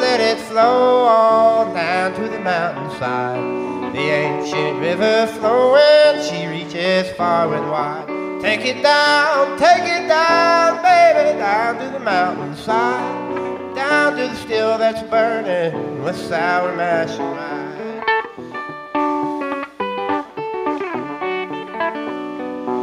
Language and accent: English; Jackson, Kentucky, United States; I'm from Breathitt County, Kentucky. Grew up in a little town called Jackson